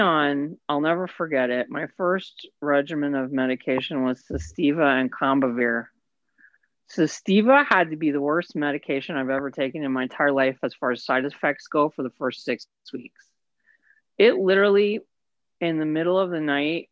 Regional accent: Indiana, United States; moved away; also born or lived in West Virginia / Cicero, Indiana / Atlanta; Tiny, tiny Indiana town. I grew up in Indiana.

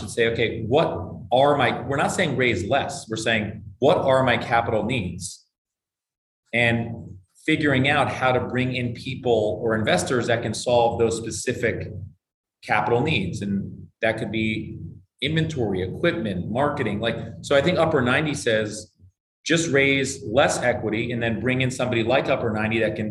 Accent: Bethesda, Maryland, United States; I grew up in Bethesda, Maryland

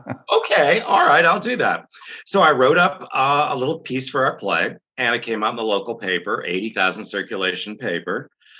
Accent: Detroit, Michigan, United States; I'm from the Detroit area.

